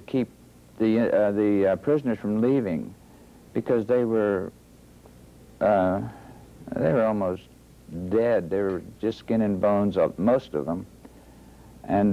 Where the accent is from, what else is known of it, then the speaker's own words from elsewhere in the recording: Youngstown, Ohio, United States; I was born in Youngstown, Ohio, northeast Ohio here